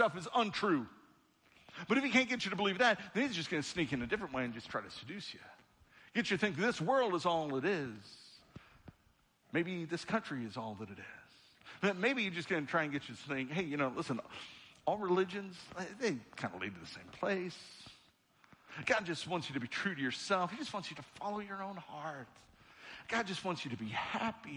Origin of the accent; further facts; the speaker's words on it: United States; I was born as an American citizen at the time that I was born to this country